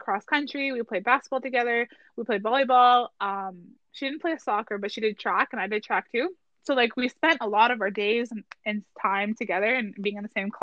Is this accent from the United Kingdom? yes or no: no; Garden River, Ontario, Canada; also born or lived in Sault Ste. Marie, Ontario; I moved from Sault Ste. Marie to Ottawa, or like from to Garden River.